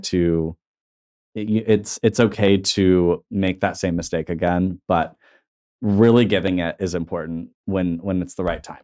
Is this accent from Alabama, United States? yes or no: no; Tulsa, Oklahoma, United States; I'm comfortable in my hometown